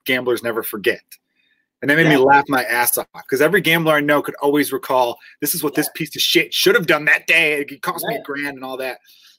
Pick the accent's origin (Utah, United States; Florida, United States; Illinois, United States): Illinois, United States; Chicago; I grew up on like off of Irving and Milwaukee on the northwest side, a neighborhood called Portage Park.